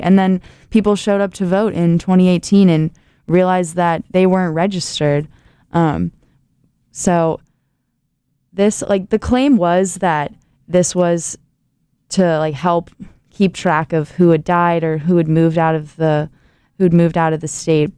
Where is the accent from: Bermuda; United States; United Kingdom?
United States; Ohio; moved away as an adult; now in Indiana, United States; my home state, Ohio